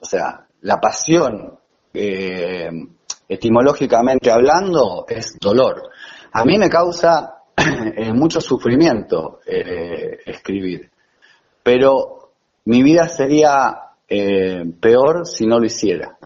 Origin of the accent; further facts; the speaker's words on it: La Plata, Buenos Aires Province, Argentina; now in Manuel B. Gonnet, Argentina; yo soy del Mondongo, bueno, ahora vivo en Gonet